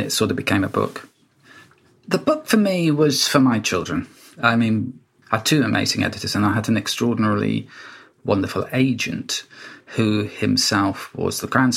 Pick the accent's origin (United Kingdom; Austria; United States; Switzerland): United Kingdom; Wales; when I was a child and growing up in Wales